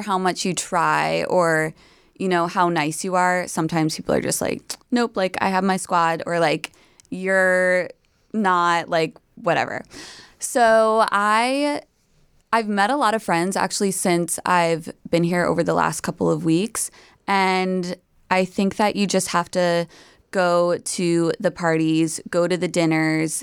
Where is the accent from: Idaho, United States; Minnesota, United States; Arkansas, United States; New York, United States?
New York, United States; I'm from New York